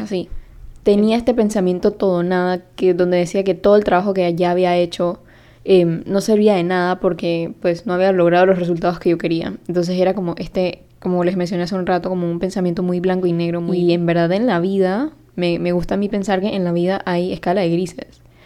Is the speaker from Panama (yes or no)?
yes; Panama; yo soy de Panamá y hablo español, también hablo inglés